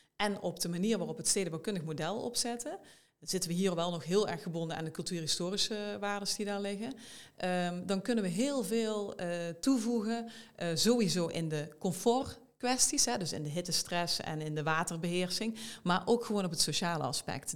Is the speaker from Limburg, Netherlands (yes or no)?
yes; South Limburg, Netherlands; moved away as an adult; now in Eindhoven, Netherlands; ik kom uit Zuid-Limburg van origine.